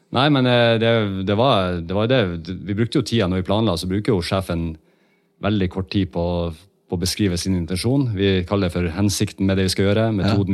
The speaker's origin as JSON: {"language": "Norwegian", "region": "Northern Norway", "country": "Norway", "moved": "yes", "said": "jeg er jo en nordlending, så jeg, jo, eh, jeg snakker jo dialekta mi fortsatt"}